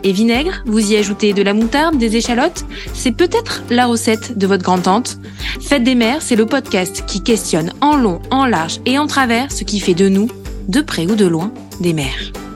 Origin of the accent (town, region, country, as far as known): Corrèze, Nouvelle-Aquitaine, France; now in Paris, France